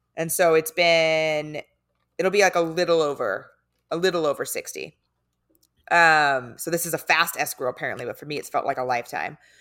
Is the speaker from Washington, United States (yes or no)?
no; San Diego, California, United States; moved away; I'm from San Diego